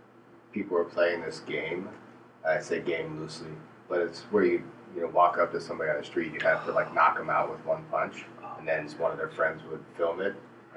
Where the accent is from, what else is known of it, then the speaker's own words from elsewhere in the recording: New York City, New York, United States; born there; I was born in New York City.